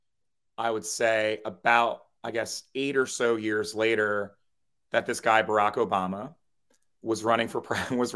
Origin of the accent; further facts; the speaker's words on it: Trenton, New Jersey, United States; I grew up in New Jersey, in Trenton, New Jersey.